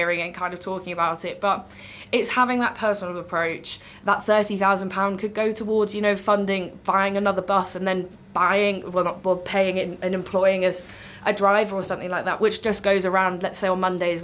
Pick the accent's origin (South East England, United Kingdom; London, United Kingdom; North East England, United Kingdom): North East England, United Kingdom; Newcastle upon Tyne; moved away; I'm originally from Newcastle